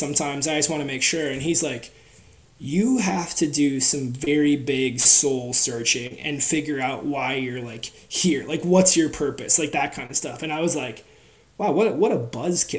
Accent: Wisconsin, United States; also born or lived in Seattle, Washington; we moved to Wisconsin from Seattle, and Wisconsin is a very different philosophy on big people

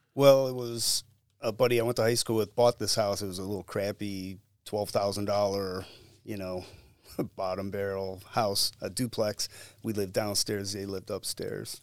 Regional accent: Cleveland, Ohio, United States; I grew up in and around Cleveland and the suburbs

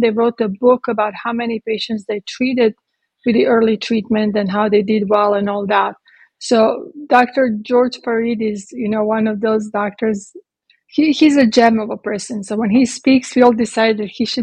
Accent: Croatia; moved away as an adult; also born or lived in Italy / London; now in Texas, United States; I was born in Croatia when it was Yugoslavia. I lived there until I was 18.

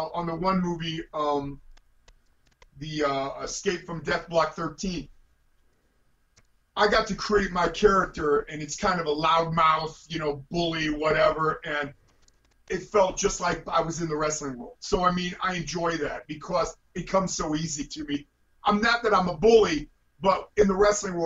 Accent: Mansfield, Ohio, United States; here in Mansfield, which is my hometown

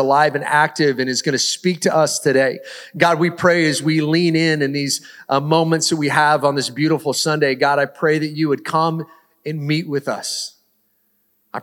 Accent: the Northwest, Pacific Northwest, United States; I grew up in the Northwest

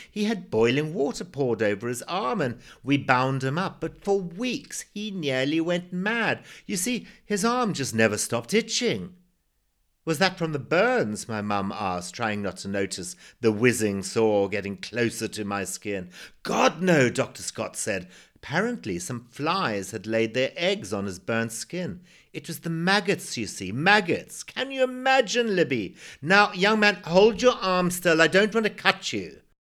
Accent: Zimbabwe; born or raised there

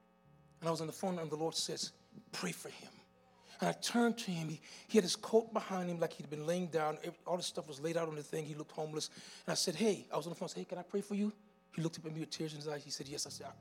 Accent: U.S. Virgin Islands; now in -; My testimony is like this. I came from the Virgin Islands, rogue and rebellious. Went to Miami and found myself on the street homeless.

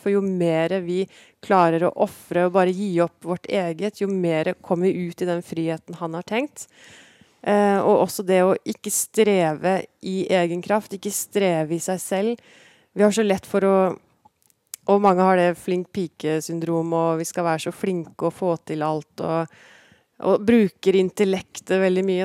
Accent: Porsgrunn, Vestfold og Telemark, Norway; also born or lived in Kragerø / Skien; Jeg ble født i Porsgrunn og vokste opp i Porsgrunn

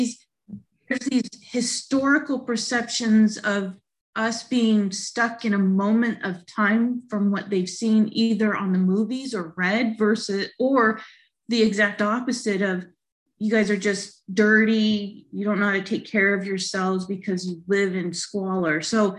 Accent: St. Mary's, United States; When I tell them and I say, I'm from St. Mary's, then there can kind of be this difference.

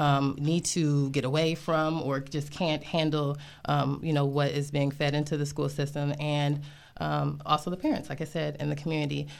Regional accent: Grand Blanc, Michigan, United States; moved away as an adult; also born or lived in Flint, Michigan / Atlanta, Georgia; now in DMV area, United States; I was born in Flint, Michigan. Um, I grew up right outside of there, uh, in a suburb called Grand Blanc

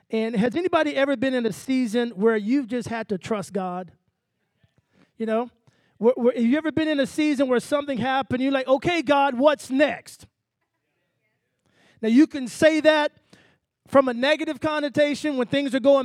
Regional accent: Texas, United States; I'm from the country. I'm from Texas. So we used to say bright-eyed and bushy-tailed

